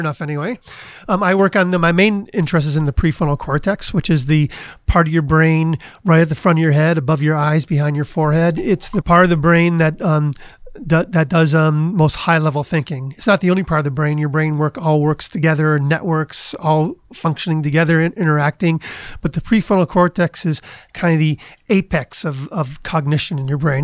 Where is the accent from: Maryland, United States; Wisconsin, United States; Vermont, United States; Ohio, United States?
Ohio, United States; Cleveland; moved away; also born or lived in Kent, Ohio / Princeton, New Jersey; I grew up in Cleveland